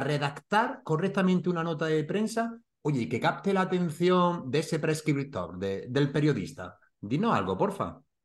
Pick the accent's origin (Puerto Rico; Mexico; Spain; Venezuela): Spain; Granada, Andalusia; mi tierra, de Granada